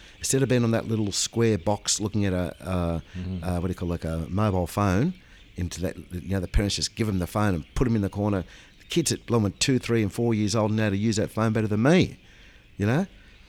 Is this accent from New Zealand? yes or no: no; Australia; We're all Australian people, and this is our culture.